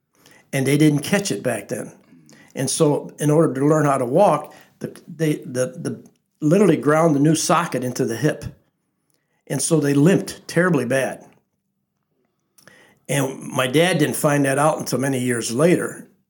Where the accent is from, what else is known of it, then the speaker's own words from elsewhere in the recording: Lansing, United States; I was raised on Burnham Avenue right behind the First Reformed Church, the first house. Still there.